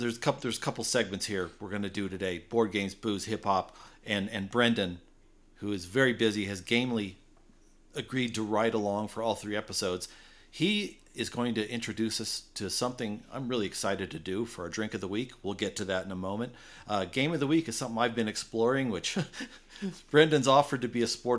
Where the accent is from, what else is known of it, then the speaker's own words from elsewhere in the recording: United States; I'm an American